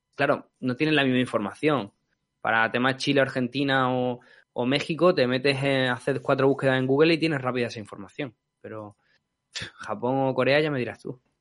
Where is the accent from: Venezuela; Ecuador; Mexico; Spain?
Spain; nosotros como españoles